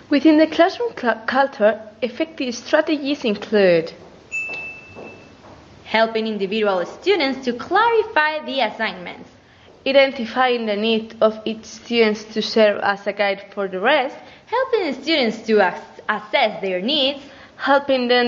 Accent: Basque Country, Spain; from Gipuzkoa.

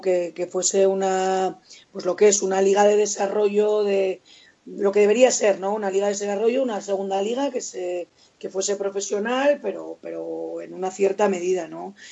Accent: Vitoria-Gasteiz, Basque Country, Spain; yo soy muy de Vitoria

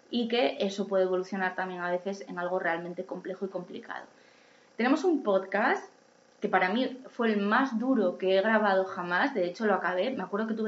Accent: Asturias, Spain; now in Madrid, Spain; A mí cuando yo me vine a Madrid de Asturias no me lo hacían eh, y lo pedí yo y mi médico entendió perfectamente que me lo tenía que hacer y desde entonces, y llevo aquí 20 años

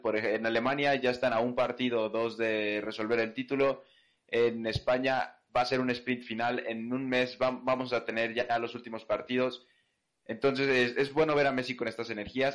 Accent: Mexico; yo siendo mexicano

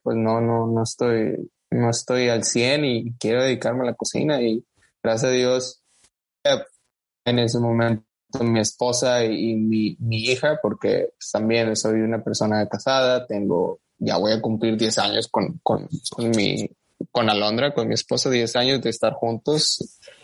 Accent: Matamoros, Tamaulipas, Mexico; moved away as an adult; now in United States; aún no nacido en México, pero pues al final de cuentas soy criado en, México, ¿verdad? Específicamente en Matamoros, Tamaulipas.

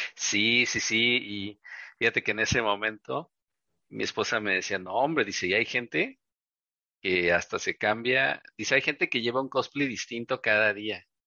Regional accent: Veracruz, Mexico; now in Mexico City, Mexico; como soy del puerto de Veracruz

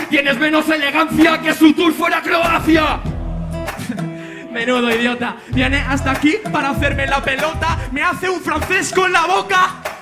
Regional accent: Galicia, Spain; Estamos en mi tierra, tengo la destreza. Yo no soy un ave, tú me dices ave César. gracias, gente. Galicia, ¿queréis más

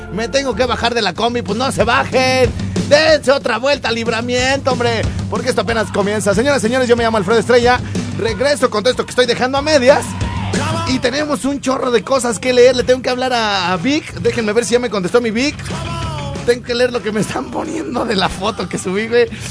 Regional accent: Mexico; A pesar de haber eh, nacido en provincia

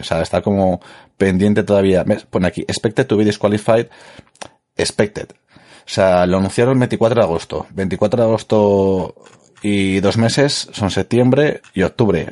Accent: Madrid, Community of Madrid, Spain; yo soy de Madrid

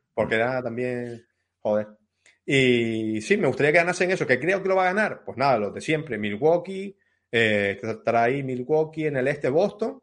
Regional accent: Telde, Canary Islands, Spain; Telde, es mi ciudad, mm. en Gran Canaria

